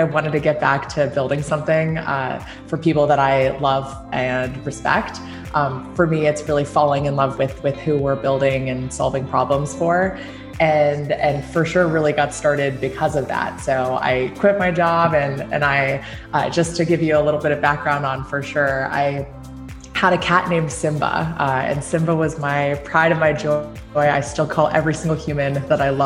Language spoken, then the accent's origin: English; Hong Kong; moved away as an adult; also born or lived in New Jersey, United States; now in West Coast, United States; I actually was born and raised in Hong Kong. I spent 18 years growing up there before coming to the US for college.